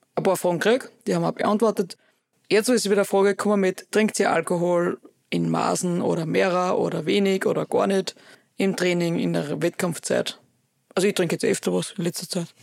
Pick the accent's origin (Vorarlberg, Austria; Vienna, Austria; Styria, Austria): Styria, Austria; Oberwölz; wir haben bei uns in Oberwürz einen Kletterpark